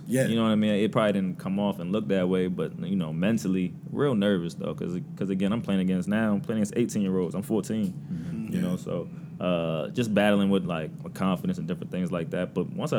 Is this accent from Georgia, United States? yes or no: no; Connecticut, United States; I was living in Connecticut. I was born in Connecticut.